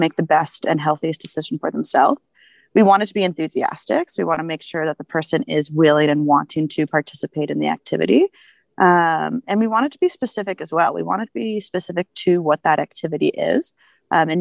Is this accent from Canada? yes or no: yes; Ottawa, Ontario, Canada; moved away as an adult; now in Banff, Canada; Originally, I am from Ottawa.